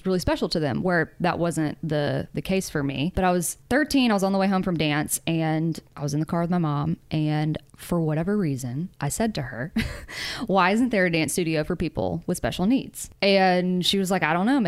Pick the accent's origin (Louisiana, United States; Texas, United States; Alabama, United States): Alabama, United States; Mobile; moved away as an adult; also born or lived in New York; now in Nashville, United States; before I moved to New York, I actually moved home for like a year and a half and while in Mobile, Alabama